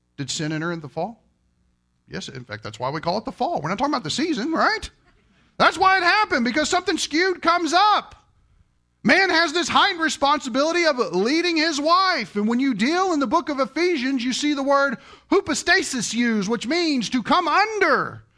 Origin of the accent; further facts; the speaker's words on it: Kentucky, United States; I'm from Kentucky.